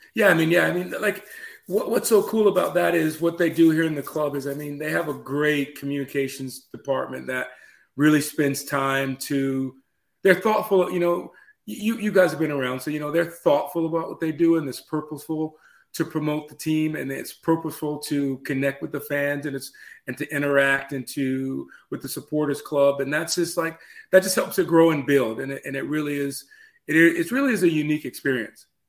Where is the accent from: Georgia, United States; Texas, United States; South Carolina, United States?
Georgia, United States; Atlanta; now in Chattanooga, United States; I actually grew up down in Atlanta, so I, I grew up in Atlanta.